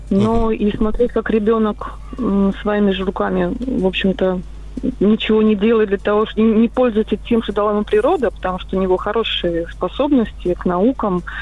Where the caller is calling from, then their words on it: Moscow, Russia; я из Москвы.